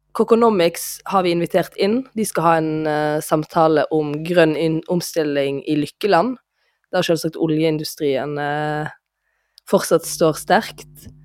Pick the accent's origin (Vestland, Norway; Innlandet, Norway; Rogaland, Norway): Vestland, Norway; Voss; jeg er jo vossing